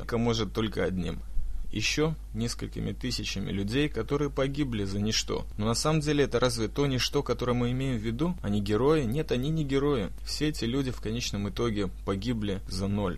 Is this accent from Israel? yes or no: yes; Israel; я сам из Сиона, где весь этот беспредел с самоубийцами